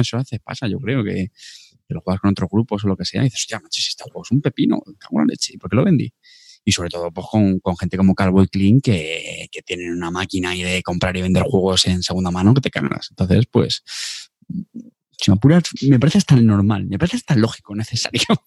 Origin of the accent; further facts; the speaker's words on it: Montilla, Andalusia, Spain; Munda es mi pueblo, Montilla